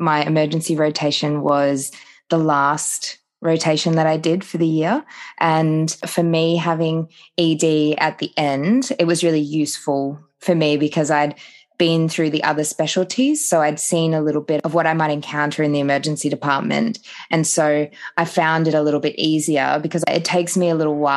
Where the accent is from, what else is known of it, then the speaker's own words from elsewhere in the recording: Phillip Island, Victoria, Australia; moved away as an adult; also born or lived in Queensland / Townsville / Cairns / Sunshine Coast; now in Darwin, Australia; So I am originally from Victoria. I grew up down on Phillip Island